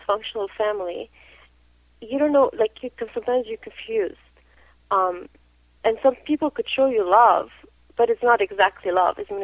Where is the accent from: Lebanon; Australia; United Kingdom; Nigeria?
Lebanon; now in Canada; I come from Lebanon. You know, Lebanon, I was born during the Civil War, so, you know, I went through Civil War